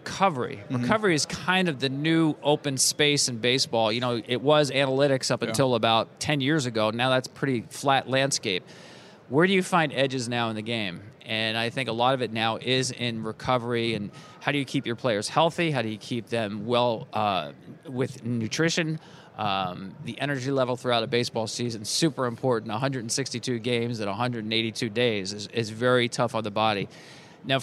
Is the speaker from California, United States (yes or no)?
no; New Jersey, United States; I grew up in New Jersey